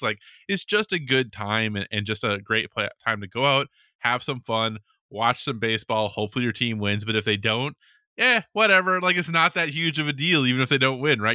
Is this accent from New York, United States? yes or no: no; Minneapolis–Saint Paul, Minnesota, United States; being from Minnesota, like, especially since I grew up around the Twin Cities